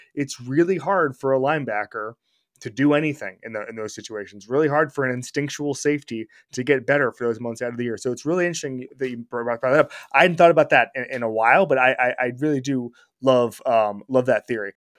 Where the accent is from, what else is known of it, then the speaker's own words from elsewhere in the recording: Orlando, Florida, United States; moved away; my hometown of Orlando, Florida